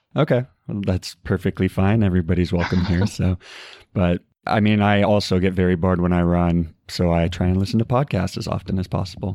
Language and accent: English; Arizona, United States; moved away; I'm originally from Arizona